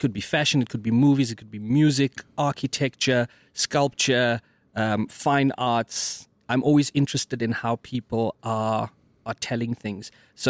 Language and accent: English; Mthatha, Eastern Cape, South Africa; I've always been able to draw, and I'm from the Eastern Cape, Mthatha, right?